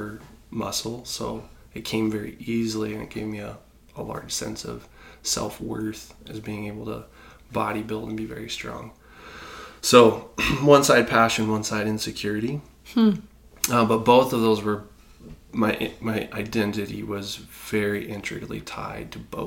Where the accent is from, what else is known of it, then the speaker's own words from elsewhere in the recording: Indiana, United States; I was born in Indiana, so we'd go to the Fort Wayne Philharmonic